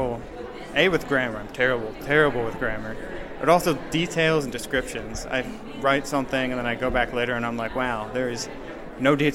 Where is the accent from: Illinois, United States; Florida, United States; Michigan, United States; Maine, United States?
Michigan, United States; now in Fishers, United States; I'm from Michigan